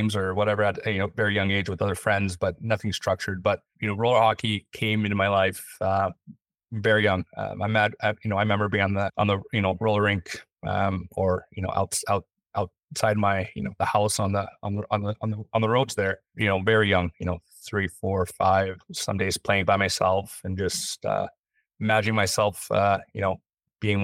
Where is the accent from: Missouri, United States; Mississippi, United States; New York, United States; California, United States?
California, United States; Los Angeles; also born or lived in Waukegan, Illinois; I was born in Chicago, Waukegan, Illinois. My dad was in the Navy there for a short period, then ended up moving back to California, where grew up. I was raised by my grandparents there